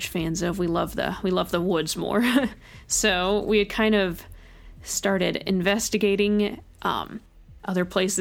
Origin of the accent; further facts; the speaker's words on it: Bay Area, California, United States; moved away as an adult; also born or lived in Orange County, California; now in Milwaukie, United States; I grew up in the Bay Area, and then I went to college in Orange County